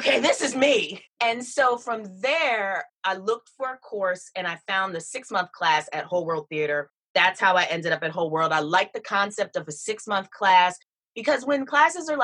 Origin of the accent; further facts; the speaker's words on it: Philadelphia, Pennsylvania, United States; moved away as an adult; also born or lived in Atlanta; I grew up in Philadelphia, Pennsylvania